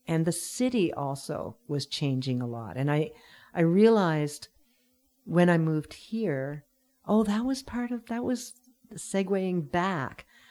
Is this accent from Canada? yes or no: yes; Sackville, New Brunswick, Canada; also born or lived in Vancouver; now in Pender Island, Canada; I'm originally from New Brunswick, and I lived in Vancouver for about forty years with a few breaks